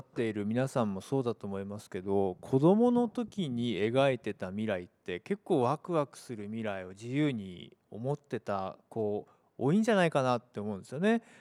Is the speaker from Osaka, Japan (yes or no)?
yes; Minoh, Osaka, Japan; also born or lived in Hyogo; 大阪関西出身で兵庫県生まれで育ちが箕面だったんでまさにあの太陽の塔を見ながらですね